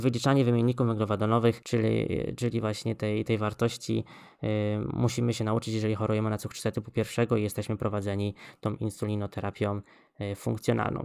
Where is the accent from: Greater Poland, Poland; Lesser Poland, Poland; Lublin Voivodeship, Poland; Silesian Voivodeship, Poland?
Greater Poland, Poland; Poznań; Ja bym chciała stanąć jako Wielkopolanin w obronie Pyry